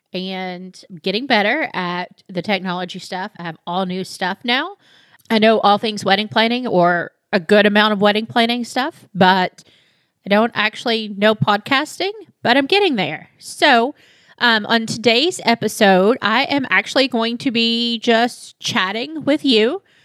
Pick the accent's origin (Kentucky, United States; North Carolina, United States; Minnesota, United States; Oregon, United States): Kentucky, United States; Monticello; also born or lived in Lexington, Kentucky; I moved back to my hometown in Monticello, which is about two hours south of Lexington